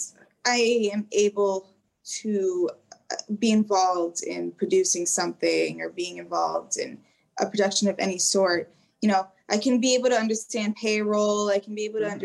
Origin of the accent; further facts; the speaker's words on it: United States; I was raised in America. Obviously, I'm Albanian